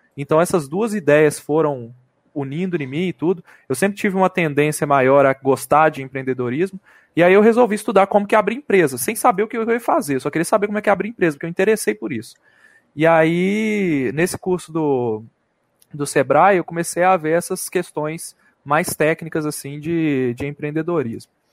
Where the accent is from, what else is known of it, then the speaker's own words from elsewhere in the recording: Belo Horizonte, Minas Gerais, Brazil; Sou de BH